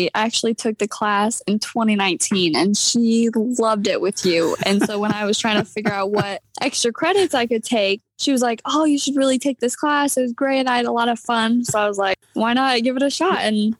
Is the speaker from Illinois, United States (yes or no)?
yes; Secor, Illinois, United States; So I was born and raised in Secor, Illinois, which is about 20 miles north of Normal.